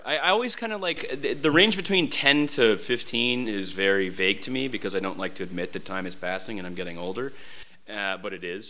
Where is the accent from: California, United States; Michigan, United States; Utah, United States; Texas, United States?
Texas, United States; Dallas; moved away; I grew up in Dallas, Texas.